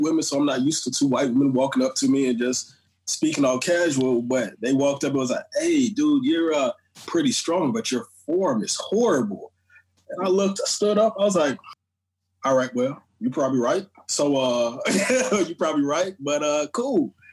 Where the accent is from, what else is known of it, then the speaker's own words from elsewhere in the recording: Miami, Florida, United States; also born or lived in St. Croix, U.S. Virgin Islands; I was raised in Florida, man. I started off in Miami